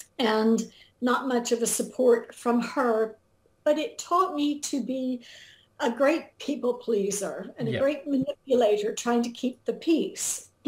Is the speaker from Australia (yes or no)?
no; England, United Kingdom; also born or lived in Germany; Well, I grew up in England and Germany. My father was an American in the Air Force, and my mother was British.